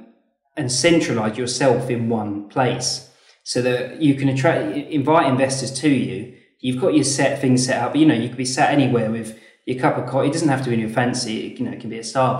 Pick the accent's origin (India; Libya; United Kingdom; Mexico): United Kingdom; Leeds, Yorkshire and the Humber; we're from Leeds, based up north